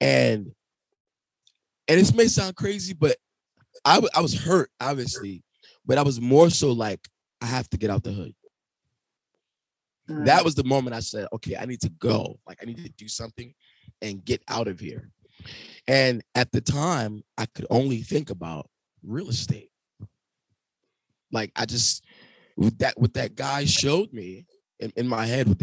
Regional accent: New York City, New York, United States; I'm from Brooklyn. Never been outside of Brooklyn

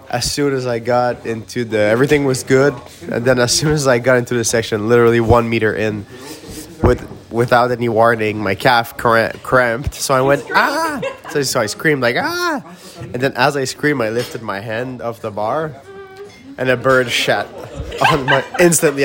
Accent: Faroe Islands; English is a second language; I come from the Faroe Islands

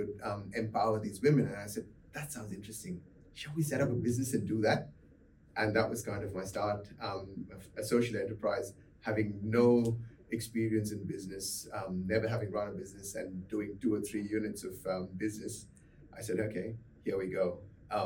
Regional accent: Mumbai, Maharashtra, India; moved away as an adult; also born or lived in South Carolina, United States; now in Perth, Australia; I grew up in India, in Mumbai

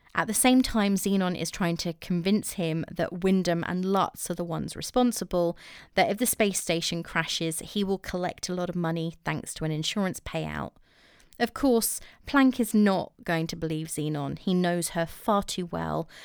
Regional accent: England, United Kingdom; I'm English

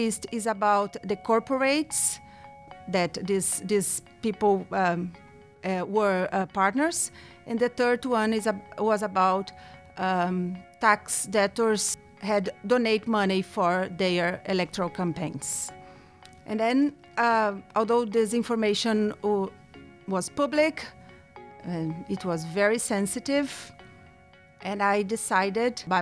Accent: Brazil; I'm from Brazil.

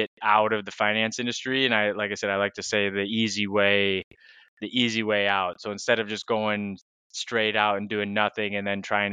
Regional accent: Michigan, United States; moved away as an adult; also born or lived in Tennessee; now in Lisbon, Portugal; I'm originally from Michigan. I grew up there, stayed there through university, and then moved down to Tennessee

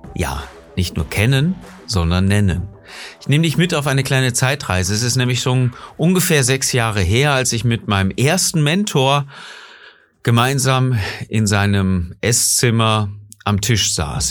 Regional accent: Germany; bei uns in Deutschland

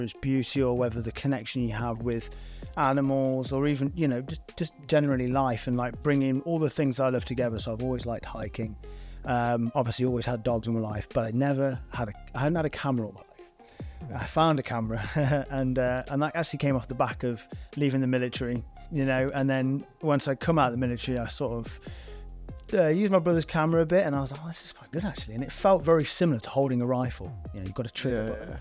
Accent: Shropshire, West Midlands, United Kingdom; I'm from Shropshire.

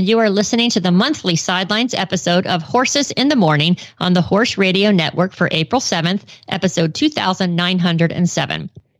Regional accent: Tampa, Florida, United States; moved away; Well, my friend Brenda and I, we grew up in Tampa, Florida

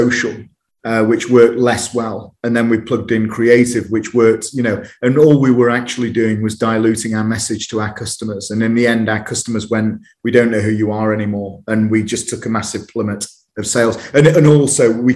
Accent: United Kingdom; growing up in Uterbridge

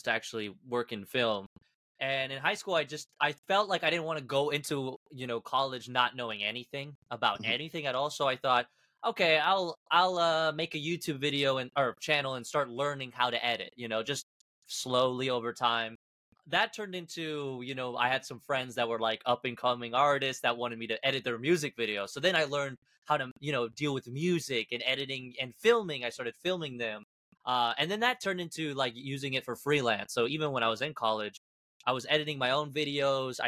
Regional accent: Kansas, United States; also born or lived in Argentina; I was born in Argentina, moved to Kansas as a kid.

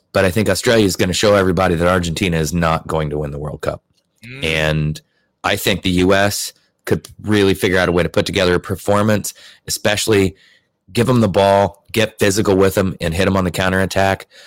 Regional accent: United States

